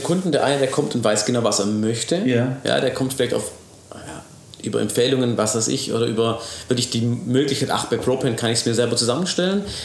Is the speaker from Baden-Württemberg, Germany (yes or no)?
yes; Ravensburg, Baden-Württemberg, Germany; ich bin natürlich in Ravensburg aufgewachsen